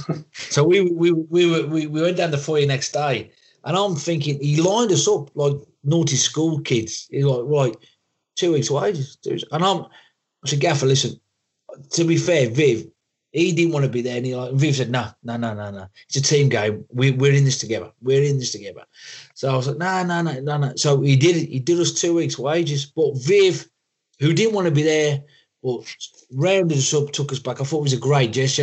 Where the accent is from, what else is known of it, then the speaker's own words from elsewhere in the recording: Wolverhampton, West Midlands, United Kingdom; accent: Black Country; moved away as an adult; now in Warwickshire, United Kingdom; living in born and bred in Wolverhampton